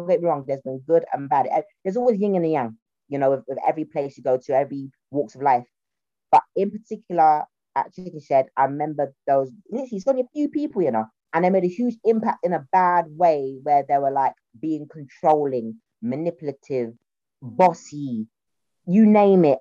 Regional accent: London, United Kingdom; accent: Cockney; I'm from a working class South Londoner. I say to people, I'm a Cockney Caribbean girl.

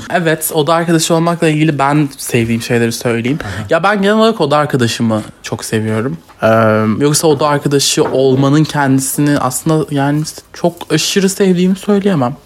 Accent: Turkey; Çünkü Türkiye'de büyüdüm. Türk kültürüyle büyüdüm.

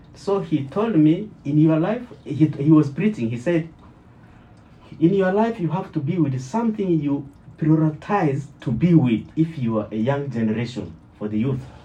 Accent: Kinshasa, DR Congo; moved away as an adult; also born or lived in South Africa; now in Canada; I came from Congo, Kinshasa which is in in Africa, central west of Africa to Atlantic coast

